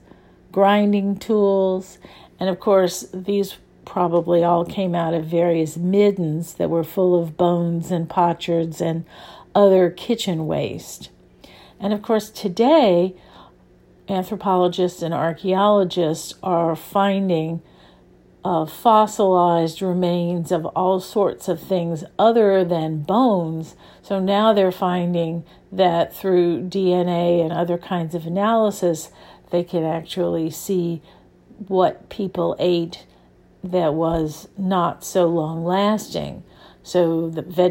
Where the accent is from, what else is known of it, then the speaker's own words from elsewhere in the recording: New Orleans, Louisiana, United States; I grew up in New Orleans, where there is a very, very strong food culture.